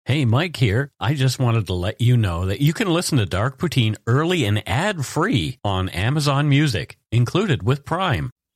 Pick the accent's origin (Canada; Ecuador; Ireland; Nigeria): Canada; We are ordinary Canadian schmucks